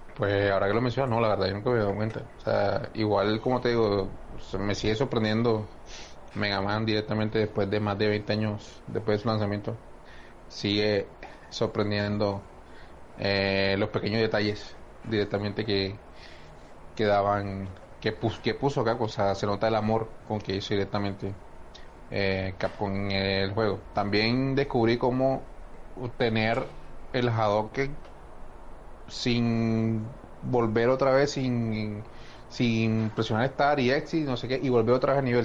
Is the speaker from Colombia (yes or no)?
yes; Barranquilla, Atlántico, Colombia; en Barranquilla, bueno, en Barranquilla todos somos barranquilleros